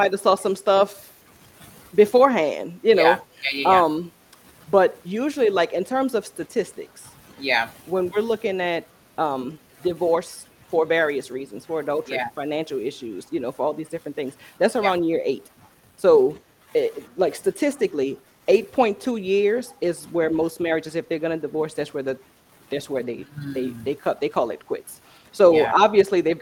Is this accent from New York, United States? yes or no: no; New Orleans, Louisiana, United States; moved away as an adult; now in Texas, United States; we're from New Orleans. So coming through, and we're here in Texas because of Hurricane Katrina.